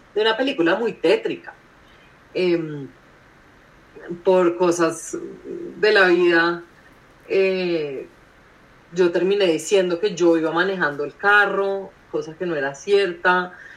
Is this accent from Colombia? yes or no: yes; Colombia; soy colombiana, soy millennial